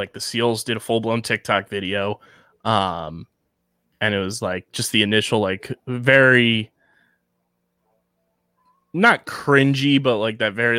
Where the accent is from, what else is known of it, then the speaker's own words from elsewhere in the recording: Pennsylvania, United States; I'm from Delco.